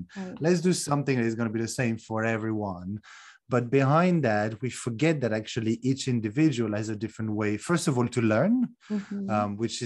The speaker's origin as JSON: {"language": "English", "country": "France", "also_born_or_lived": "United Kingdom / Netherlands", "moved": "yes", "lives_now": "Romania", "said": "I'm originally from France, although I currently live in Romania after a number of other countries like the UK and Netherlands as well"}